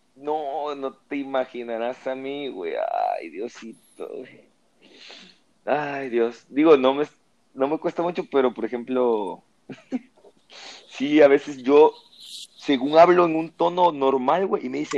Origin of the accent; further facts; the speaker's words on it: Veracruz, Mexico; moved away as an adult; now in Monterrey, Mexico; de donde yo vengo, que tengo 29 años viviendo